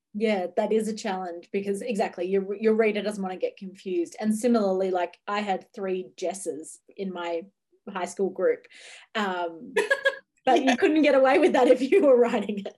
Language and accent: English; Ocean Grove, Victoria, Australia; Ocean Grove, which is actually my hometown bookshop